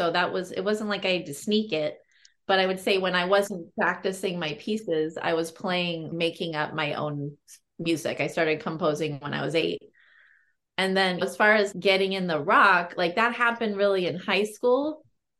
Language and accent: English; Berkeley, California, United States; I grew up in Berkeley, California.